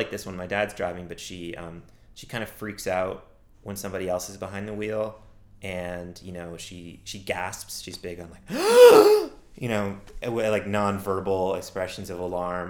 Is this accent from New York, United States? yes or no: yes; New York City, New York, United States; I grew up in New York City.